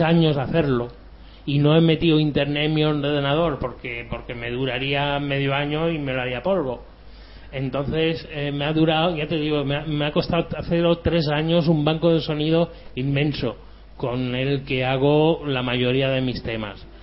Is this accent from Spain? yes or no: yes; Andalusia, Spain; also born or lived in Germany; Pues yo nací en Alemania, pero llevo toda la vida aquí en España. Soy de corazón andaluz